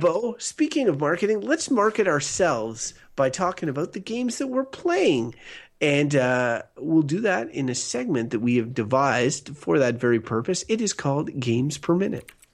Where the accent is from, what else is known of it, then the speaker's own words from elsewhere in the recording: Canada; we're Canadian